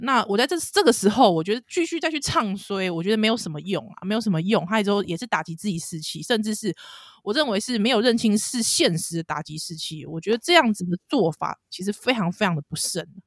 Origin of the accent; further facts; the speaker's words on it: Taiwan; 听在我们台湾人耳里很刺耳